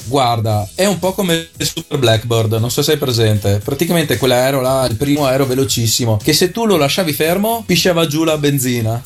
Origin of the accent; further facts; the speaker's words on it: Arcugnano, Veneto, Italy; il paesino si chiama Arcugnano sì. E eh, la frazione dove sono cresciuto io si chiama Torri di Arcugnano.